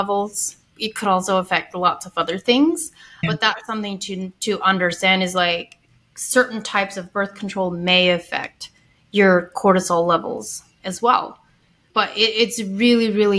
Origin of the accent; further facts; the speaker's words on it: Ohio, United States; I grew up Amish in Ohio, had like the most strict upbringing in the Amish community